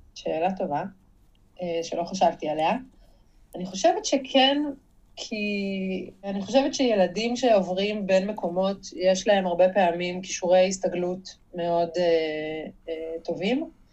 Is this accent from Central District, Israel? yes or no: no; Jerusalem, Jerusalem District, Israel; אני גם ירושלמית